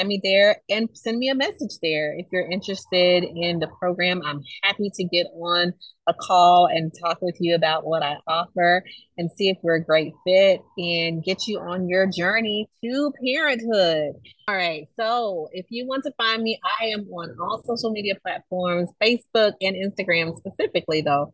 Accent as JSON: {"language": "English", "town": "Camilla", "region": "Georgia", "country": "United States", "tie": "born or raised there", "said": "I grew up in Camilla, Georgia."}